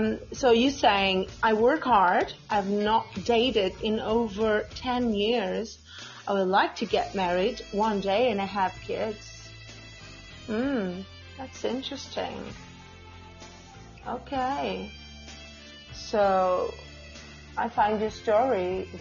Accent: Portugal; first language Portuguese; English is a second language; I'm from Portugal. My main language is Portuguese. But I speak English

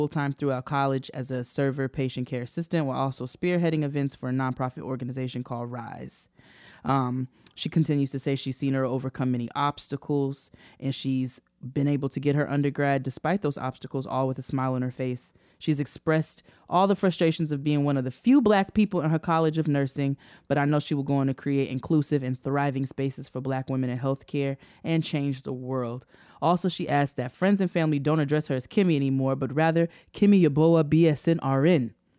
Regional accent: New York, United States; I'm from New York, Westchester County.

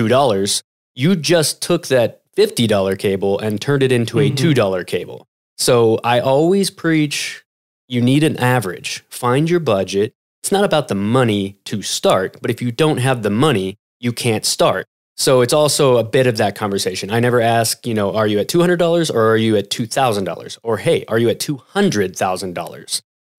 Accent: Kansas City, United States; I'm from Kansas City. I'm a Kansas City boy.

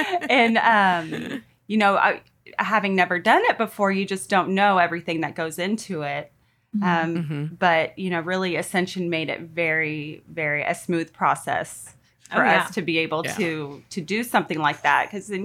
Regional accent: Portland, Oregon, United States; I am a convert in 2012, and I grew up right outside of Portland, Oregon.

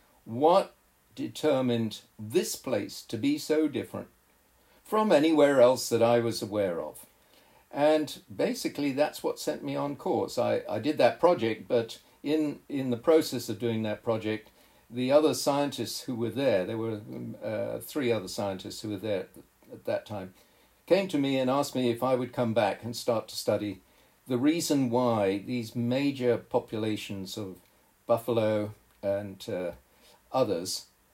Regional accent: Kenya; also born or lived in Zambia / Tanzania / Malawi; I was raised in East Africa, Zambia, Tanzania, Malawi, and then Kenya. And in that time, as a boy growing up, I'd gone to different protected areas, national parks.

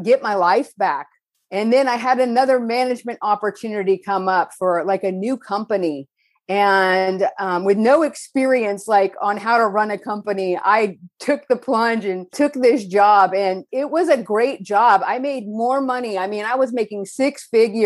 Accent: Northern California, United States; moved away as an adult; now in Costa Mesa, United States; I was born in Southern California, raised in Northern California, and then returned to Southern California

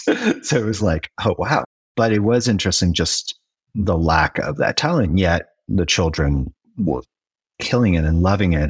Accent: United States; As an American raised on the whole American dream

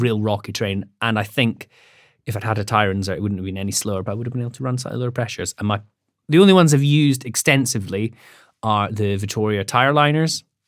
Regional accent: Scotland, United Kingdom; I'm from Scotland

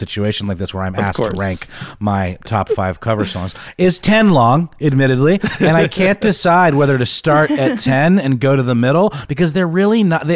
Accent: Augusta, Georgia, United States; now in Atlanta, United States; in Augusta, Georgia, which is my hometown

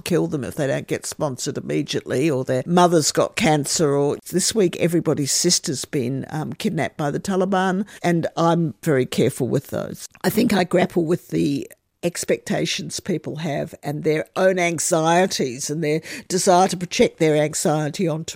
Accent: Australia; as an Australian

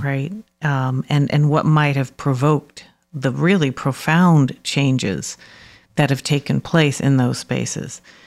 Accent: New York City, New York, United States; also born or lived in Harlem; I'm from the Bronx. I grew up in Harlem, actually, and then moved to the Bronx when I was about eight. So my adolescence was spent in the Bronx

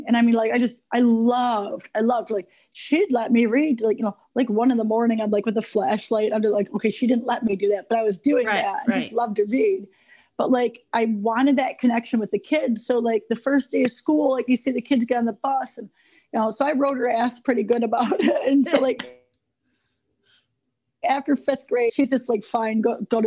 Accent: Elmira, New York, United States; I grew up in Elmira, New York, and very small town, amazing history

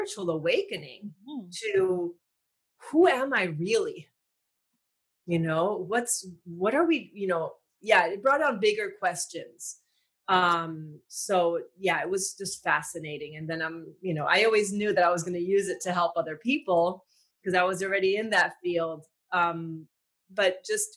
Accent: Puerto Rico; I grew up in Puerto Rico

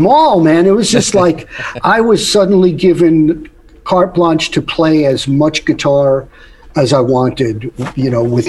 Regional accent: New York, United States; being a New Yorker

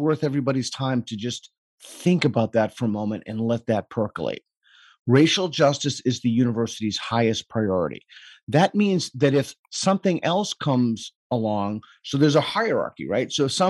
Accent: Boston, Massachusetts, United States; Massachusetts, Boston, Massachusetts, right outside of Boston.

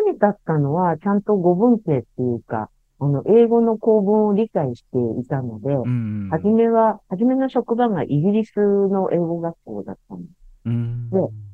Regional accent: western Tokyo, Japan; 私、東京の西の方の生まれ育ち

